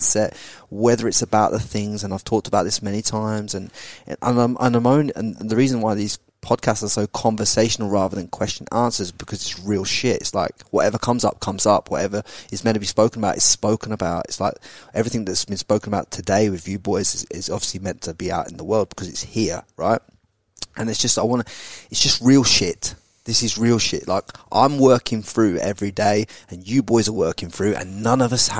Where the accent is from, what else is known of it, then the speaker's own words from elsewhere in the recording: England, United Kingdom; now in Australia; when I was brought up in England